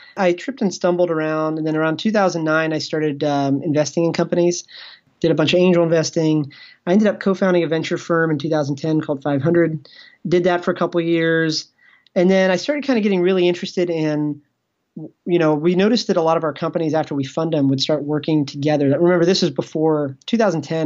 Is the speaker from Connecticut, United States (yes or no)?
no; Ashburn, Virginia, United States; moved away; all of us, we came from small towns. Like, Like, I came from Ashburn